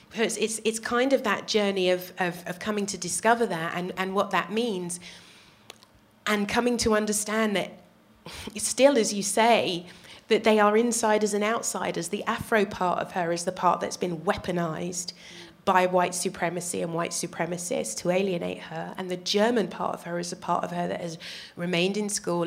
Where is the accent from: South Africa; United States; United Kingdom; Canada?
United Kingdom; also born or lived in Netherlands; I'm a black woman and I'm British